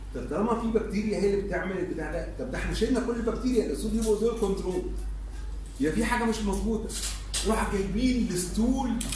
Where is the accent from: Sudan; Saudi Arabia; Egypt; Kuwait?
Egypt; عندنا في مصر